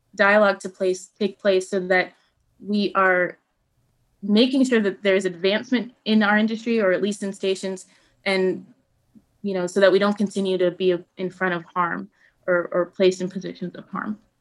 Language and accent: English; Buffalo, New York, United States; also born or lived in Kenya; the radio station in Buffalo where I grew up